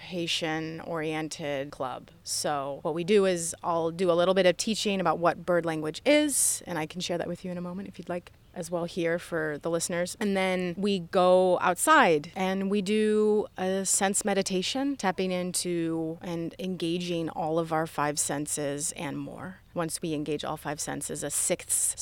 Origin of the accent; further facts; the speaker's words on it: Yellow Springs, Ohio, United States; I grew up here